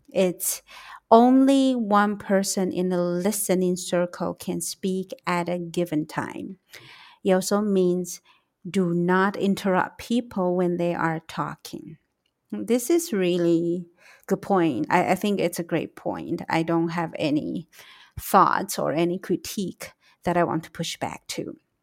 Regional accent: Taiwan; also born or lived in United States; I am from Taiwan

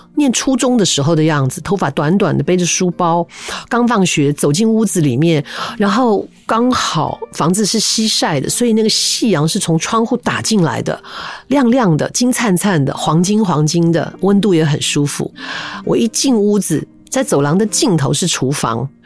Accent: Taipei, Taiwan; also born or lived in Taichung; 我们家刚搬到台北，我在台中出生啊，搬到台北的第一个家，它是一个一楼带阁楼的

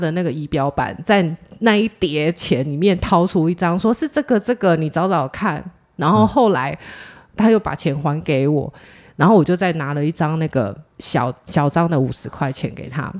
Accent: Taiwan; 我们是台湾

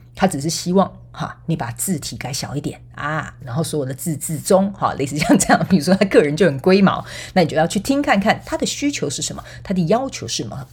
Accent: Taiwan; 我们台湾人叫做看， 看， 跨秋亏

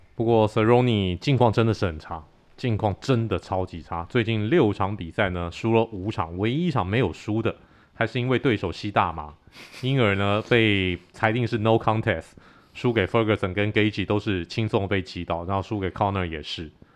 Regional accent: Taiwan; 我们很有创意的台湾拳迷

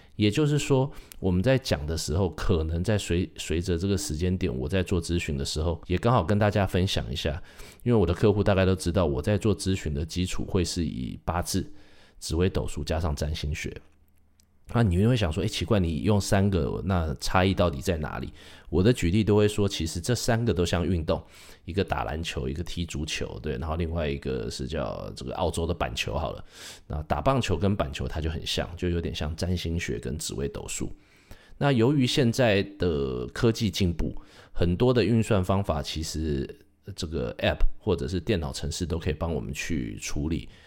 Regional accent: Taiwan; 我是土生土长，在台湾念书长大的

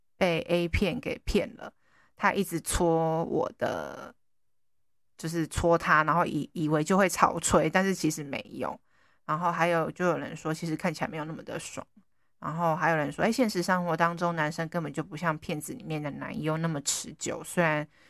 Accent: Taiwan; 我们台湾人

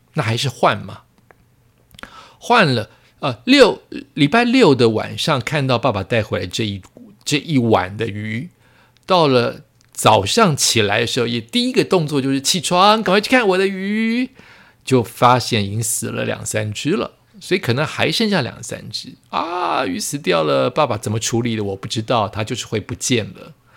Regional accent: Yonghe, New Taipei, Taiwan; 我永和的家

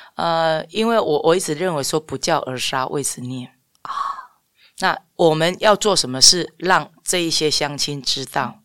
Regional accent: Changhua County, Taiwan; 应该是我们彰化人是非常的好客，非常热情的

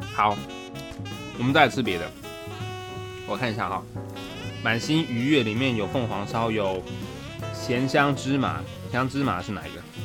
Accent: Taichung, Taiwan; moved away; 我身为一个台中人

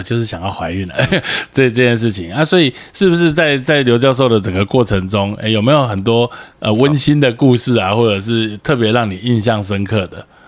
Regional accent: Taiwan; 像我们台湾人大家都是黄种人

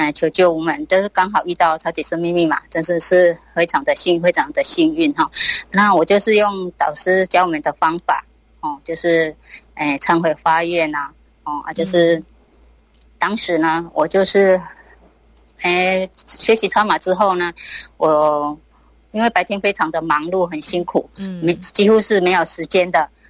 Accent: Tainan, Taiwan

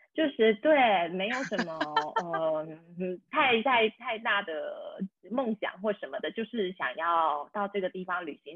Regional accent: Taiwan; first language Taiwanese Hokkien and Mandarin; moved away as an adult; also born or lived in Lyon, France; now in France; 自己的母语是台语跟华语

